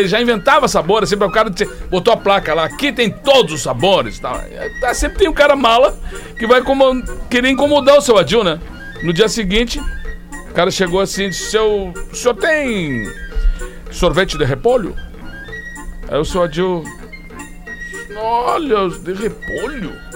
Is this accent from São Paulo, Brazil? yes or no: no; Alegrete, Rio Grande do Sul, Brazil; A gente vinha de Alegrete pra Porto Alegre, pra praia